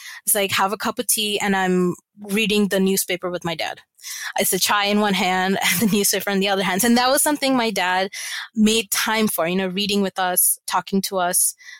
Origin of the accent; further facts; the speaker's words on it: Abu Dhabi, United Arab Emirates; And I grew up in Abu Dhabi from like middle school, what's considered now middle school, to high school.